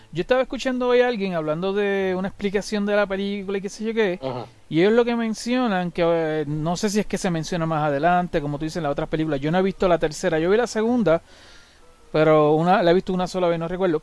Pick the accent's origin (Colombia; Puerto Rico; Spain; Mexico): Puerto Rico; now in United States; yo vivo en Estados Unidos, pero ahora, pero de pequeño yo me crié en Estados Unidos, en Puerto Rico.